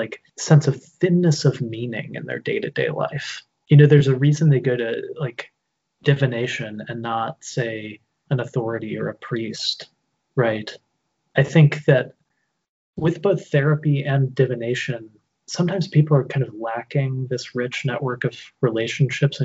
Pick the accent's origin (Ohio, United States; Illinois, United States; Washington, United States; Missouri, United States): Illinois, United States; Normal; I grew up in literally a town called Normal, Illinois.